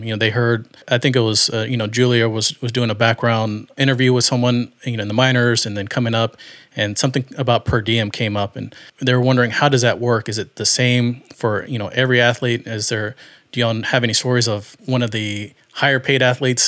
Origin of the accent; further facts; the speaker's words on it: Houston, Texas, United States; I was born and raised here in Houston